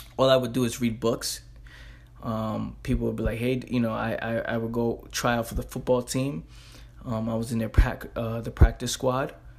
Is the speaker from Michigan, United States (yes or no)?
no; New York City, New York, United States; I'm a kid from the Bronx